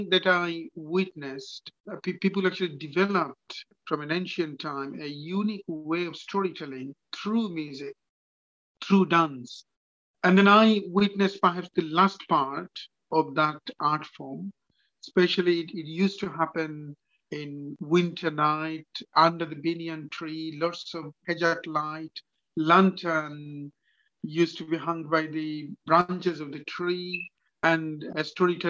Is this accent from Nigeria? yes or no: no; Bangladesh; moved away; I was born and grown up in Bangladesh. So like any other child, actually I was grown up in a village